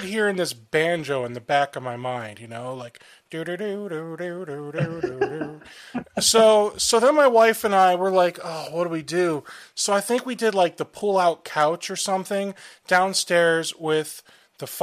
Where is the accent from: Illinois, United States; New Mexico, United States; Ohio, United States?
Ohio, United States; I'm from Ohio